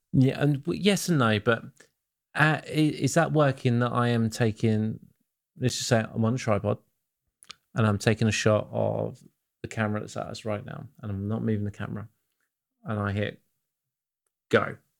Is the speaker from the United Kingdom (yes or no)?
yes; England, United Kingdom; I'm English